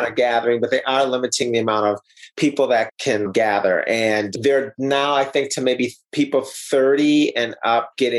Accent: Minnesota, United States; moved away as an adult; also born or lived in Montreal, Canada / New York City / Italy; now in Europe; From the Midwest originally, in Minnesota.

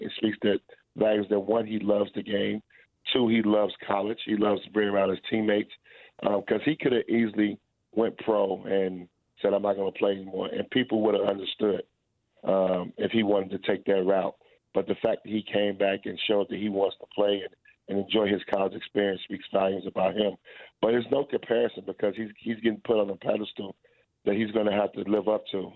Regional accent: Chicago, Illinois, United States; moved away as an adult; also born or lived in Lexington, Kentucky; I was a kid from Chicago that went to Montcalm, a small private school

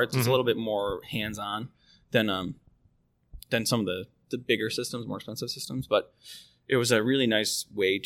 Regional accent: Mayfield, New York, United States; I'm from Mayfield, so it's like, you know, Sacadaga Lake. Yep. That's where I grew up

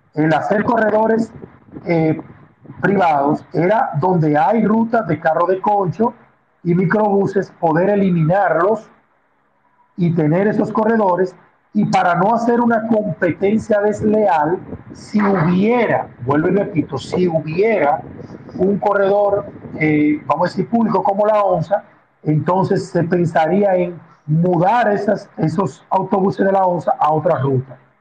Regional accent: Dominican Republic; aunque soy muy dominicano, el apellido tiene raíces italianas

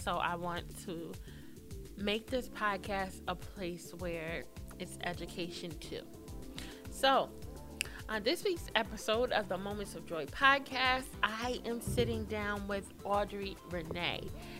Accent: Norfolk, Virginia, United States; I was born in Norfolk, Virginia, but I forgot to mention that my parents met at Norfolk State.

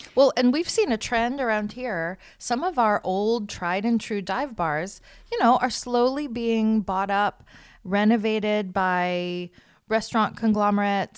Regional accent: South Bay, California, United States; also born or lived in Connecticut; I grew up in the South Bay, so I lived in Hermosa Beach, Redondo Beach

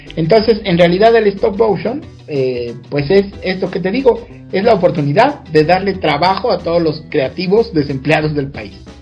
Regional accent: Mexico; soy el único mexicano en haber creado personajes y marionetas

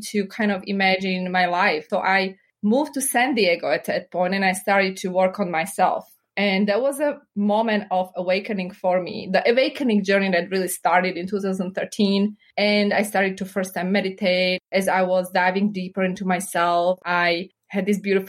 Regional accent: Slovakia; English is a second language; moved away as an adult; also born or lived in Chicago, United States / New York, United States; now in United States; I was born and raised in Slovakia

